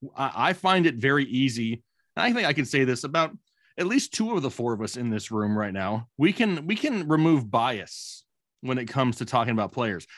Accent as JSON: {"language": "English", "region": "Arizona", "country": "United States", "tie": "born or raised there", "said": "I'm a cool, calm, you know, ten-year-old once again growing up in Arizona"}